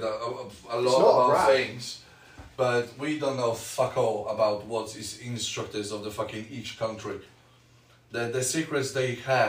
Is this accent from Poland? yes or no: yes; Poland; English is a second language; now in United Kingdom